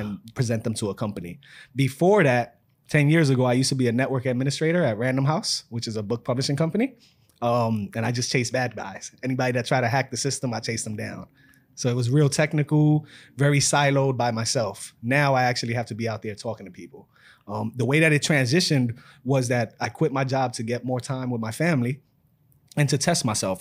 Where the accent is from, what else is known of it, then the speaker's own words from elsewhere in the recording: New York City, New York, United States; I'm from New York City, born and raised in the Bronx